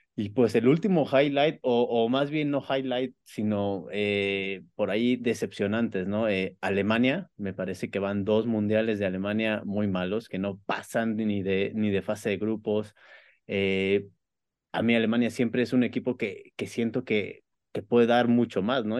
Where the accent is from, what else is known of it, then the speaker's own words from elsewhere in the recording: Mexico; evidentemente soy mexicano